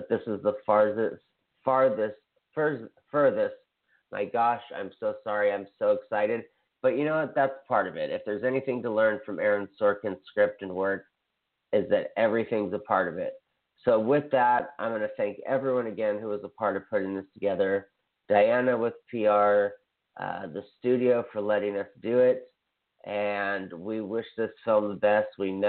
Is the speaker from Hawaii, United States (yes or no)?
yes; Hawaii, United States; I'm from Hawaii